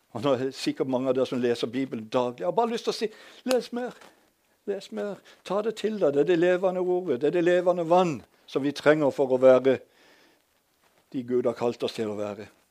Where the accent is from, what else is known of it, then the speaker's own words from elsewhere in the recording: Hadeland, Innlandet, Norway; accent: Eastern Norwegian; moved away; also born or lived in Sørlandet; Jeg er født på et gamlehjem på Hadeland